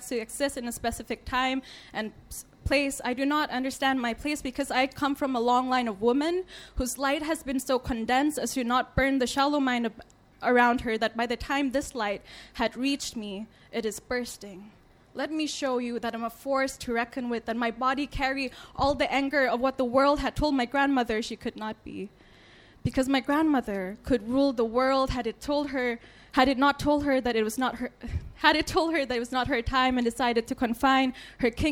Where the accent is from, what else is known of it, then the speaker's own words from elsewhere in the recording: Thailand; When you're a girl growing up in Thailand